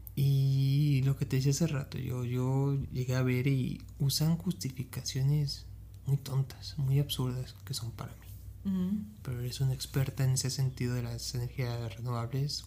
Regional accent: Ecatepec, State of Mexico, Mexico; yo soy de Catepec

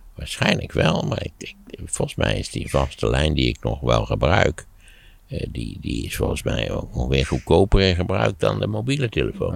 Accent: Netherlands

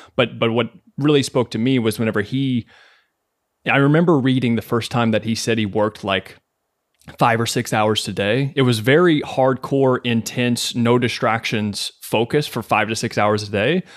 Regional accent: Kentucky, United States; moved away as an adult; now in New York City, United States; born and raised in Kentucky

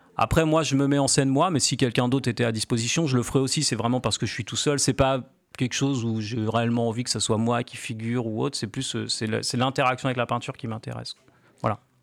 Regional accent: Cherbourg, Normandy, France; now in Caen, France; moi je suis originaire de Cherbourg à la base

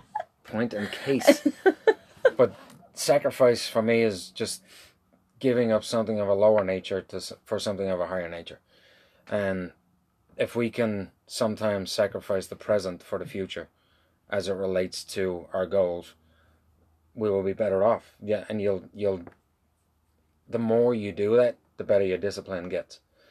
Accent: Ireland; I'm from Ireland. We do wagons.

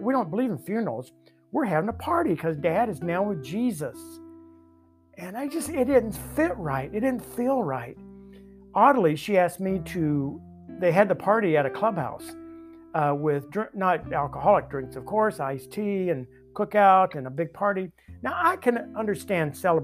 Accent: the Bible Belt, United States; I grew up in the Bible Belt

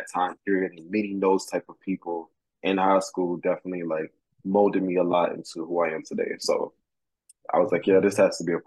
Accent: Florida, United States; also born or lived in New York; now in Connecticut, United States; I am from Florida

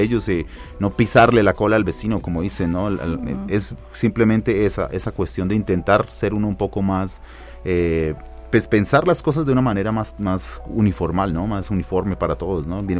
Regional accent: Colombia; now in Mexico; soy colombiano

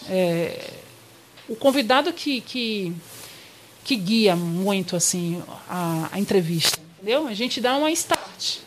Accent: Salvador, Bahia, Brazil; moved away as an adult; also born or lived in Campinas; now in São Paulo, Brazil; eu sou soteropolitana

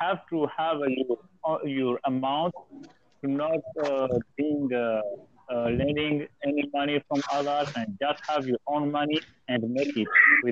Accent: Comoros; moved away as an adult; now in India; I'm from Comoros

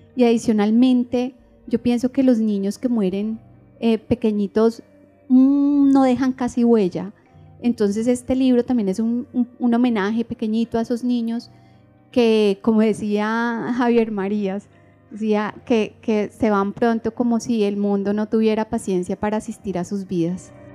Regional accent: Bogotá, Colombia; moved away as an adult; now in Medellín, Colombia; soy de Bogotá, eh, pero mis padres son mi mamá huilense, mi papá del Caquetá. Eh, yo nací en Bogotá, ahorita llevo cuatro años en Medellín

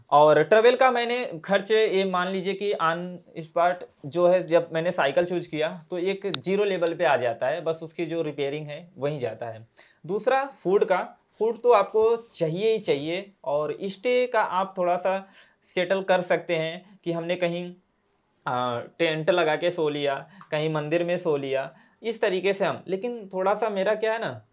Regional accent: Jaunpur, Uttar Pradesh, India; मैं जौनपुर वाराणसी यूपी का रहने वाला हूँ

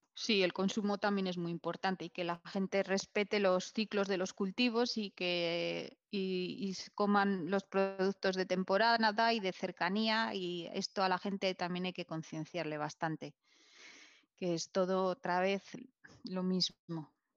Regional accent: Vitoria-Gasteiz, Basque Country, Spain; yo soy, yo, soy, de Victoria

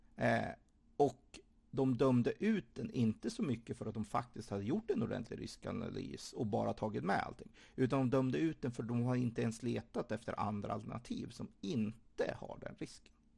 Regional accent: Sweden; jag som svensk

